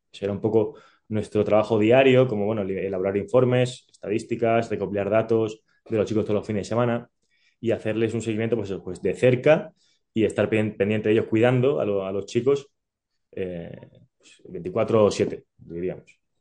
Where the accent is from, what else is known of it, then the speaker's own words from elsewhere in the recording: Málaga, Andalusia, Spain; also born or lived in Naples, Italy; Yo que crecí en Andalucía, en Málaga